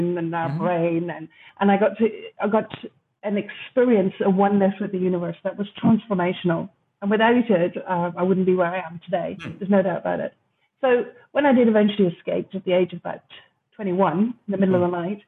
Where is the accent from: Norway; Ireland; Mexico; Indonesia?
Ireland; moved away as an adult; also born or lived in London; I grew up in Ireland, a very unusual childhood.